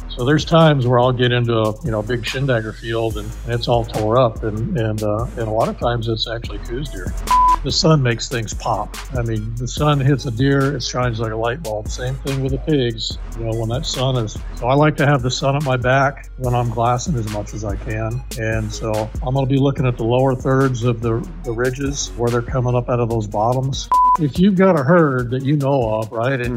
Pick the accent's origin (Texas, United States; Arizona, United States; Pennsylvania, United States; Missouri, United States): Arizona, United States; Tucson; I was born in Tucson, so native Arizona, and started hunting at the age of 10